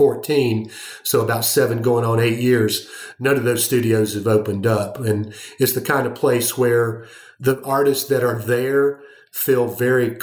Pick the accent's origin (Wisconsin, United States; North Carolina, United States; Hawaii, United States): North Carolina, United States; Asheville; I was born in Asheville in 1958. I'll be 64 coming up on my next birthday. And I've lived almost all of my 64 years in Asheville. I went to public schools in Asheville, graduated at Asheville High in 1976